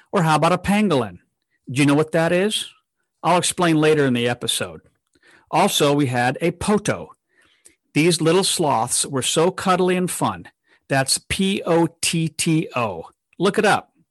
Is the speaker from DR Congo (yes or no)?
yes; DR Congo; I share my experiences of growing up in the Democratic Republic of Congo in Central Africa.